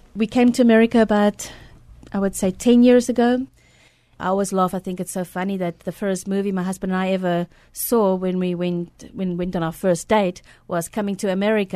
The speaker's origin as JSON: {"language": "English", "country": "South Africa", "tie": "born or raised there", "moved": "as an adult", "lives_now": "San Antonio, United States", "said": "I was born in South Africa"}